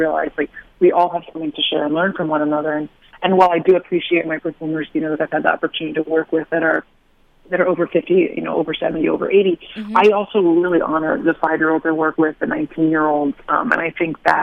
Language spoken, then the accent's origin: English; Hartford, Connecticut, United States; I grew up in Hartford, Connecticut